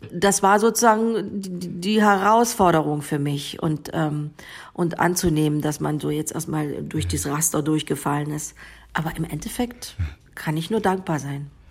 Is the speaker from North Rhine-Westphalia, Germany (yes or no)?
no; Bautzen, Saxony, Germany; first language Sorbian; German is a second language; moved away as an adult; also born or lived in Berlin / Northern Germany; eine Heimatgefühle sind dann eher unten im, in, in Sachsen, in Bautzen, ja. wo, ich, wo ich herkomme